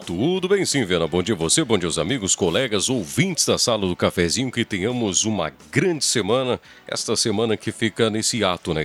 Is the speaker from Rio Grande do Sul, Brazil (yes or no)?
yes; Encruzilhada do Sul, Rio Grande do Sul, Brazil; also born or lived in Porto Alegre; now in Santa Cruz do Sul, Brazil; Eu realmente sou natural de, de Porto Alegre, morei uma, até os meus seis anos lá, me considero encruzilhadense, porque, enfim, tive toda a minha infância, amigo, estudei encruzilhado